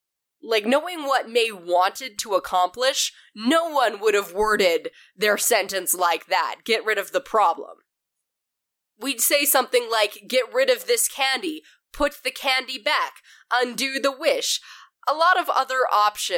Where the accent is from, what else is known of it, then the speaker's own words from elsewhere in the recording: Canada; growing up in Canada, I was always surrounded by French